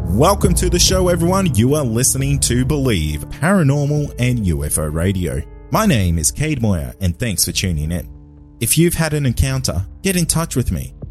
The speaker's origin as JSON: {"language": "English", "town": "Cairns", "region": "Queensland", "country": "Australia", "tie": "born or raised there", "said": "my hometown of Cairns"}